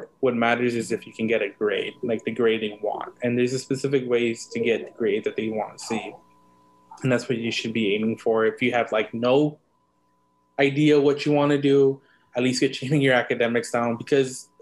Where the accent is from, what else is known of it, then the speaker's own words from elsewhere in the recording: Los Angeles, California, United States; I was born in East LA and I was raised in South Central Los Angeles. So I was in SoCal native, born and raised there